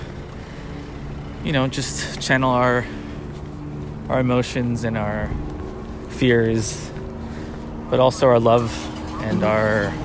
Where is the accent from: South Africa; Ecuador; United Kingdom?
Ecuador; moved away as an adult; I am originally from Ecuador